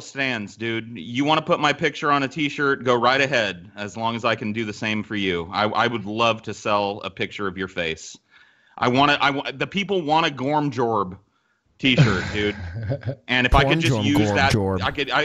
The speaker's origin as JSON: {"language": "English", "region": "Central California", "country": "United States", "tie": "born or raised there", "said": "I grew up in Central California"}